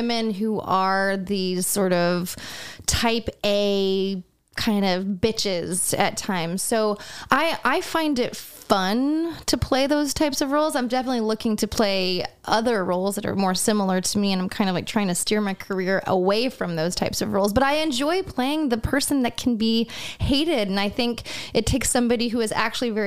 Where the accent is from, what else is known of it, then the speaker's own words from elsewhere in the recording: South Carolina, United States; growing up in South Carolina, where my mother had like a African American like woman live in their house